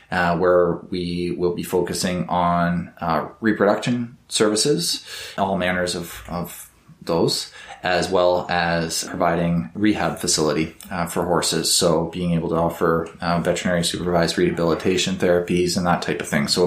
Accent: Canada; I'm Canadian

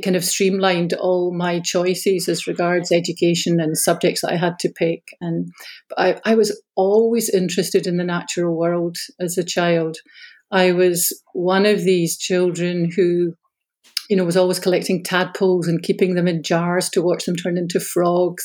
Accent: Glasgow, Scotland, United Kingdom; also born or lived in Ayr / United States; I grew up in the south side of Glasgow. I was born and raised, I stayed in the same family home from the time I was born

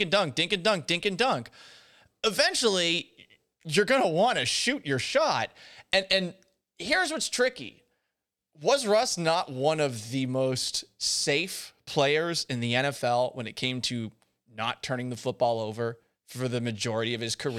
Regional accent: Boston, Massachusetts, United States; moved away as an adult; now in Houston, United States; I grew up in Boston

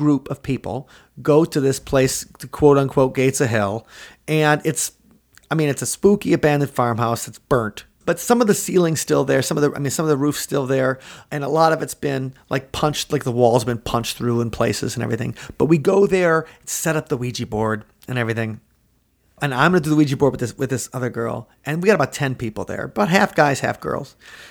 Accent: Mukwonago, Wisconsin, United States; Where I grew up near Maquonago, Wisconsin

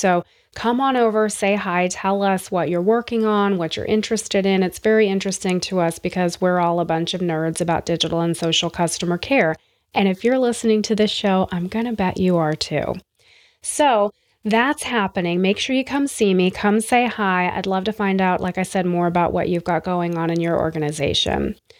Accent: Bowie, Maryland, United States; you may have heard on previous episodes that I call Bowie, Maryland, my hometown. I lived there for a few years. My dad was in the Navy.

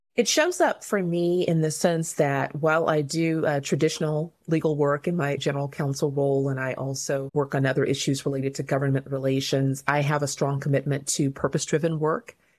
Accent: Covina, California, United States; also born or lived in Inglewood, California / Zimbabwe; I was born in Inglewood, California. When I was about six years old, we moved to Covina, California

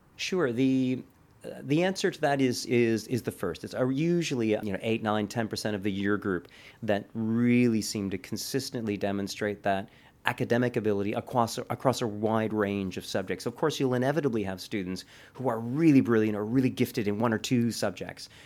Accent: Canada; moved away as an adult; also born or lived in Italy / Paris; now in United Kingdom; as a Canadian

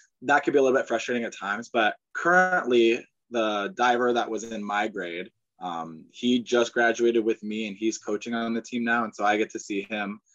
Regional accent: Angola, Indiana, United States; moved away as an adult; also born or lived in Celina, Ohio / Findlay, Ohio; I'm from Angola, Indiana, which is a small town in northeastern corner of the state.

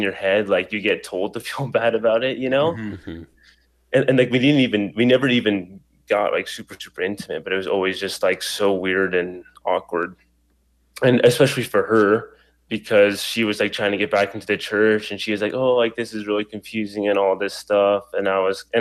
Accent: Idaho, United States; also born or lived in New York City / California / Colombia; living most of my life in Idaho

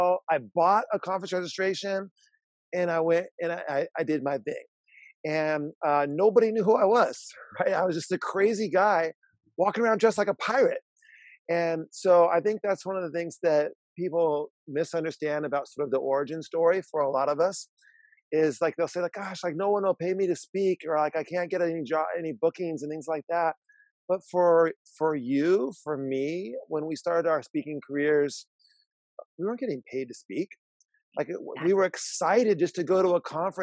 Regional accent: San Diego, California, United States; I'm from San Diego, California

